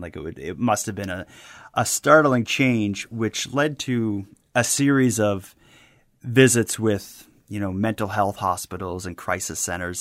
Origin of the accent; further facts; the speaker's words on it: Halifax, Nova Scotia, Canada; my hometown of Halifax